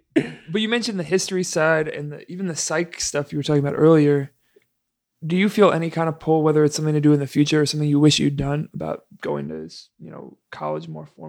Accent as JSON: {"language": "English", "region": "East Coast", "country": "United States", "said": "I'm from the East Coast, even Chicago to an extent."}